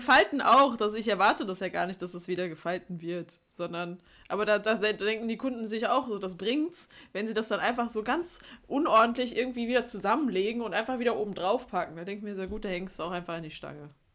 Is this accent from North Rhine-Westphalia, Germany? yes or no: yes; Duisburg, North Rhine-Westphalia, Germany; bei uns in Duisburg